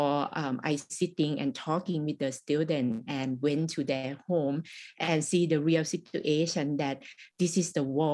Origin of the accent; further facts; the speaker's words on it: Thai-Lao border, Isan, Thailand; English is a second language; I was born in the Thai-Lao border. And I faced the same thing that when I went to the school, the teacher not allow me to speak Lao.